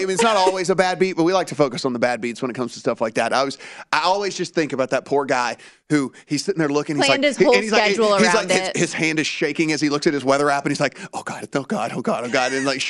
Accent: Louisiana, United States; I owned several horses growing up

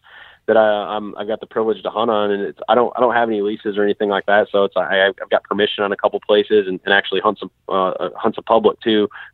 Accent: Southwest Michigan, United States; now in Western Illinois, United States; I grew up in Southwest Michigan, and there just isn't much terrain there

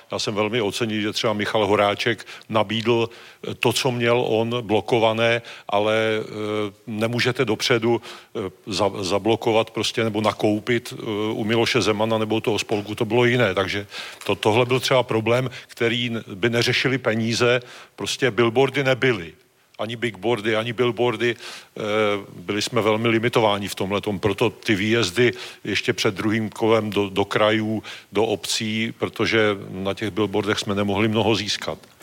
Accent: Moravian-Silesian Region, Czechia; já jsem z Moravskoslezského kraje

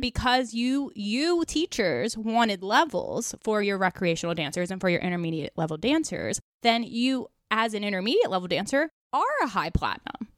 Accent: New York, United States; I'm from New York, so I judge a lot on the East Coast, and I grew up on the East Coast

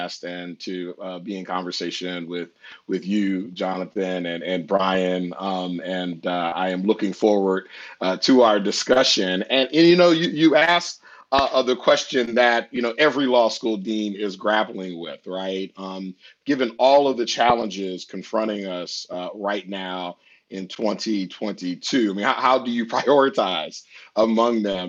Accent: Washington, District of Columbia, United States; I'm privileged to lead a prominent law school here in DC, which is my hometown

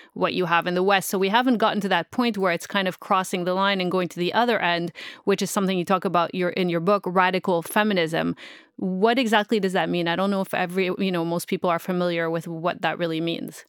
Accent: Montreal, Quebec, Canada; moved away as an adult; also born or lived in Middle East; I'm originally from Montreal. I'm not from here

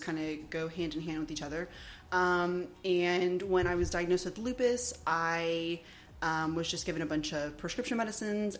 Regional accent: Houston, Texas, United States; Houston, yeah, A-Leaf. I grew up in A-Leaf, Southwest Houston

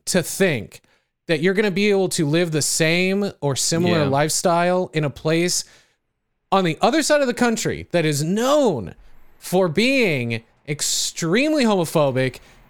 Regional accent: California, United States; Like where I grew up in California, good luck.

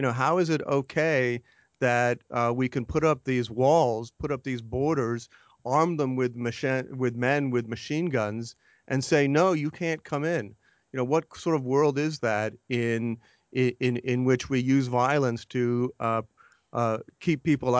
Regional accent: Canada; Well, I grew up in Canada, actually.

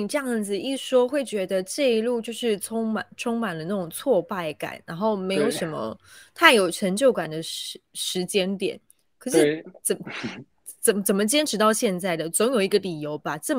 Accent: Taiwan; 我们台湾人工作狂，

